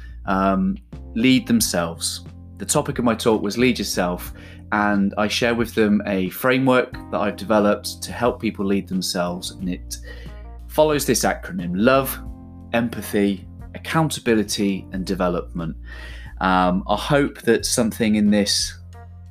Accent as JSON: {"language": "English", "town": "Trowbridge", "region": "South West England", "country": "United Kingdom", "said": "I'm from Trowbridge, just down the road from Helen"}